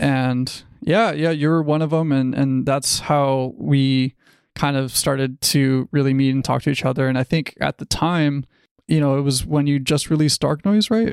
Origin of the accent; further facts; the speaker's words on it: Los Angeles, California, United States; I am from Los Angeles, California. I've pretty much been here my whole life